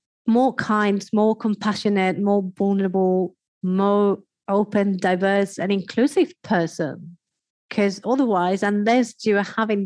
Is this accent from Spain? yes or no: yes; Spain; I am from Spain